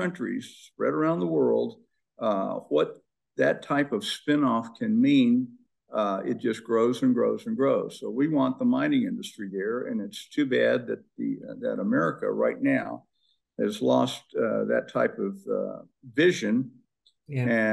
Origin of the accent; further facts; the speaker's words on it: North Mississippi, United States; moved away as an adult; now in Idaho, United States; I'd grown up in North Mississippi